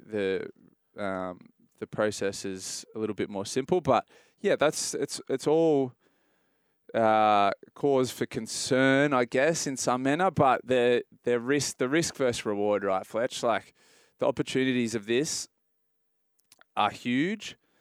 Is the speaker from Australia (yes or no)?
yes; Australia; as an Australian